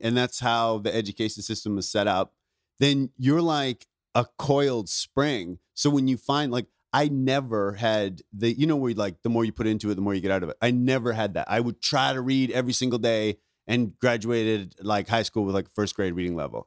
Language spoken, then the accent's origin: English; Ontario, Canada; moved away; also born or lived in Vancouver; I grew up in Ontario, but I started comedy in Vancouver.